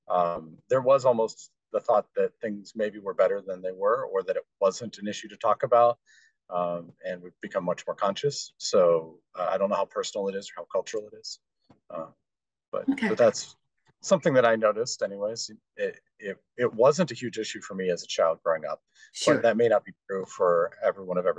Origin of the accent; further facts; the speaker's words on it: Dayton, Ohio, United States; I was born in Dayton, Ohio, lived there for quite a long time.